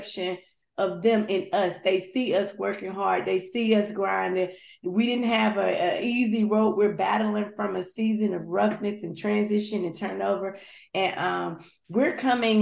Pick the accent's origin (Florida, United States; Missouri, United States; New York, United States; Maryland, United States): Florida, United States; moved away; also born or lived in Mississippi; I was born in Florida. But I am of Caribbean descent. My dad's from Barbados. And so I've stayed a little bit of everywhere at this point, but my roots go back to the Caribbean. And so I'm a Florida girl